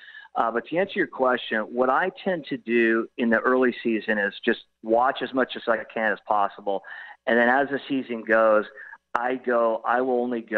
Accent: California, United States; now in Austin, United States; since I live in Texas, the Pac-12, cause I'm from California

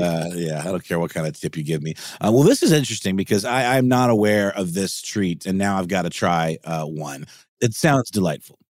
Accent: Augusta, Georgia, United States; moved away; there used to be one in Augusta, where, my hometown

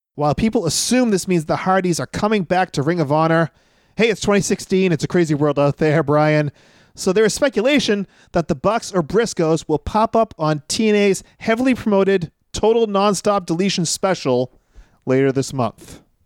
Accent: Northeast, United States; we are from the Northeast

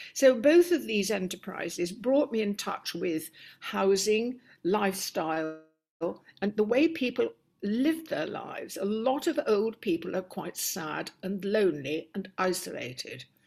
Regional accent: Stockport, North West England, United Kingdom; moved away; also born or lived in Cambridge; life in Stockport was very humdrum, very ordinary. I had a much younger sister.

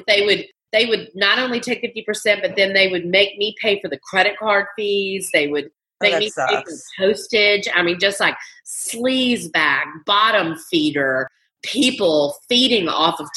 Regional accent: the South, United States; I was brought up in the South to be a trophy wife

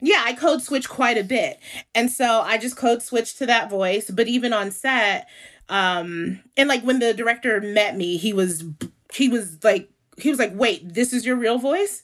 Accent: New York City, New York, United States; moved away as an adult; also born or lived in Brooklyn, New York / Bedford-Stuyvesant, Brooklyn; now in Los Angeles, United States; I was born in Brooklyn and raised in Harlem.

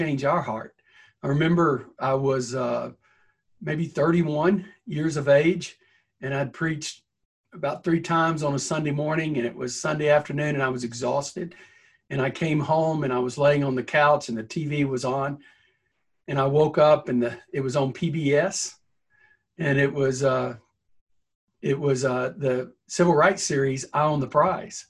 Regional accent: the South, United States; I'm a Southerner

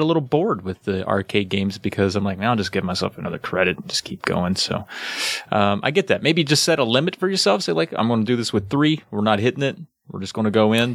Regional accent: the South, Appalachia, United States; I guess I am a Southerner, but I think where I live regionally, we would consider ourselves more Appalachian

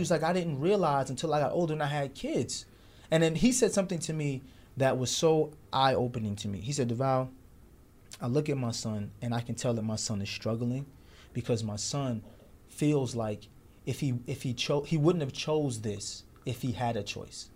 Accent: New York City, New York, United States; we, we grew up in Brooklyn during the nineties

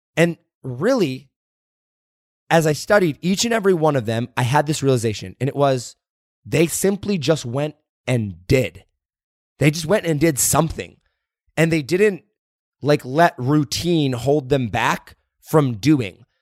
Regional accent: Indiana, United States; moved away; I grew up in Indiana

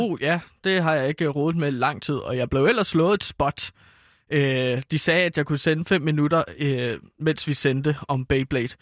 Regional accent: Herlev, Capital Region of Denmark, Denmark; ude i Herlev, øh, hvor jeg er fra

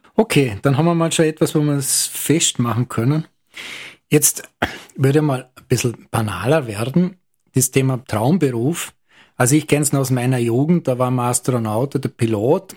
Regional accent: Lustenau, Vorarlberg, Austria; Als geborener und sozialisierter Lustenauer

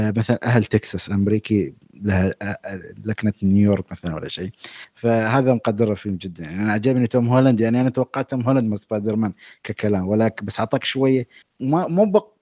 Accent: United Arab Emirates; انا اماراتي

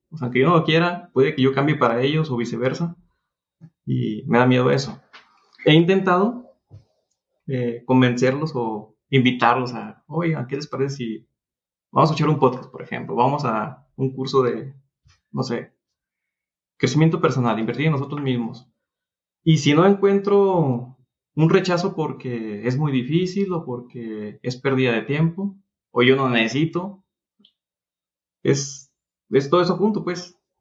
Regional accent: Durango, Mexico; Estoy en Durango, soy de Durango

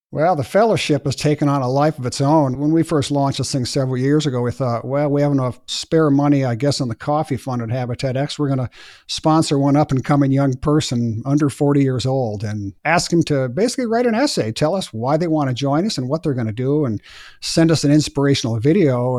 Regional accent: Bozeman, Montana, United States; here in my hometown of Bozeman, Montana

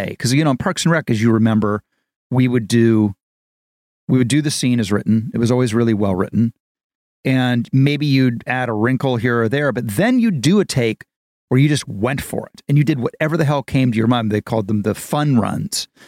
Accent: Dayton, Ohio, United States; Ohio, Dayton, in Ohio. Dayton, Ohio

